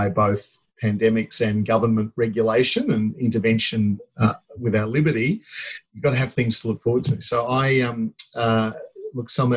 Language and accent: English; Queensland, Australia; now in Melbourne, Australia; as a Queenslander originally